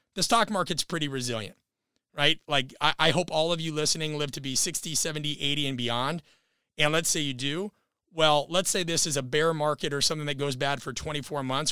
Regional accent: Nebraska, United States; I'm from Nebraska as well

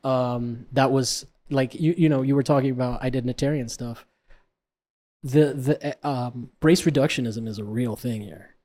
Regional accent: Florida, United States; I'm from Florida.

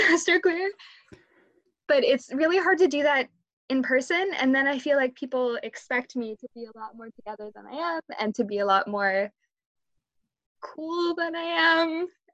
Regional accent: Canada; being Canadian

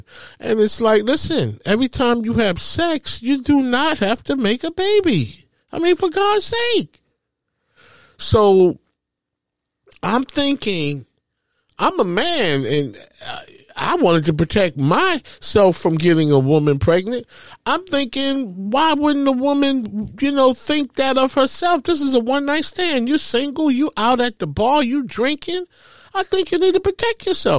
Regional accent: New York City, New York, United States; I'm from Harlem. I grew up, you know, from public housing projects.

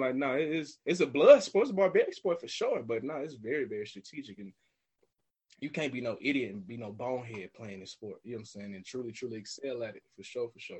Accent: Smyrna, Georgia, United States; also born or lived in Florida / Beijing, China; I'm from Smyrna specifically, so it's just northwest of Atlanta, right outside the city. Um, born and raised here

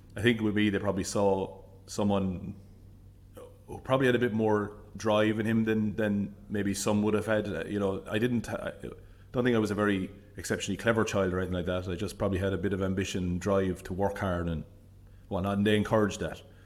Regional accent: Limerick, Munster, Ireland; moved away as an adult; also born or lived in Dublin / Cork; I grew up in Limerick City.

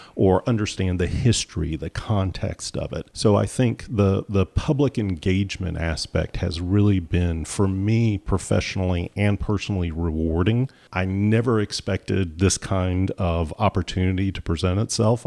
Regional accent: Clemson, South Carolina, United States; moved away as an adult; also born or lived in Georgia; now in North Carolina, United States; I grew up in Clemson, and my wife grew up in Charleston

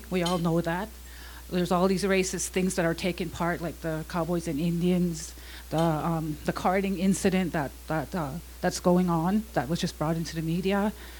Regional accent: Lethbridge, Alberta, Canada; also born or lived in northern Canada; I grew up here. I'm from the Blood Reserve. I grew up here, got sick of the racism here, so I moved away when I was 18. I moved up north. I moved back home about 15 years ago, and I've been in Lethbridge for 12.

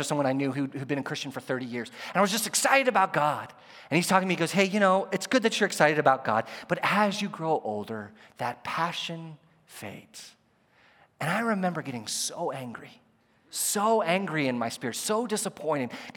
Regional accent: United States; As an American

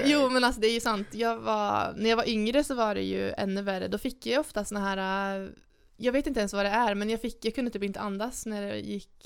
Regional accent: Arvika, Värmland, Sweden; moved away; hem till Arvika, där jag kommer ifrån

